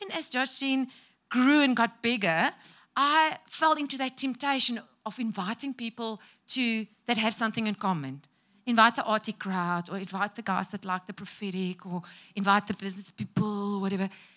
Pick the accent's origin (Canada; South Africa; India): South Africa; English is a second language